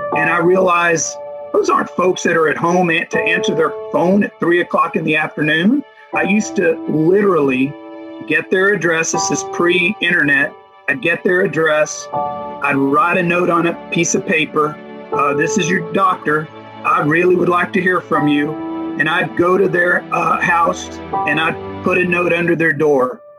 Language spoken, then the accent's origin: English; United States; also born or lived in Dominican Republic; I'm an American with a very Dominican acculturation